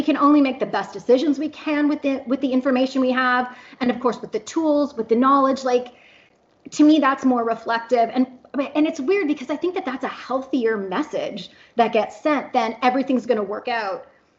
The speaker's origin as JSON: {"language": "English", "country": "Canada", "lives_now": "Oklahoma, United States", "said": "because I am in Oklahoma and I am kind of isolated. I'm Canadian, so my family's 2,000 kilometers away."}